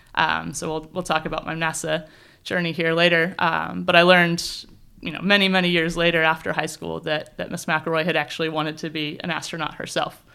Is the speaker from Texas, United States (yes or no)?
no; southern Indiana, United States; moved away as an adult; also born or lived in California; now in New Zealand; I grew up on a farm in the southern part of Indiana